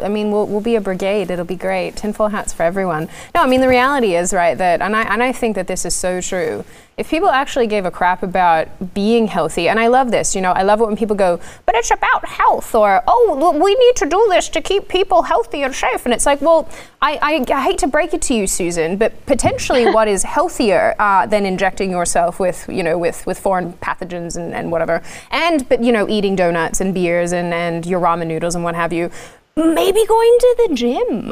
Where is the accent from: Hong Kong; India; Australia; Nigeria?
Australia; moved away as an adult; also born or lived in Washington, D.C., United States; now in United States; an Aussie who's moved to the US